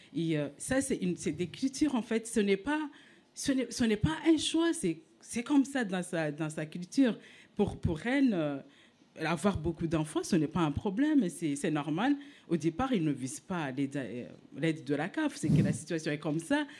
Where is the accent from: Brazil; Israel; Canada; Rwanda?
Rwanda; moved away as an adult; now in France; je viens du Rwanda